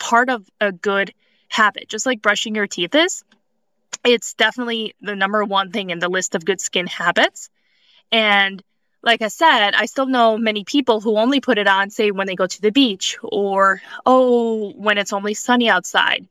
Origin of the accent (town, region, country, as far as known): Cleveland, Ohio, United States; born or raised there; moved away as an adult; also born or lived in Southern California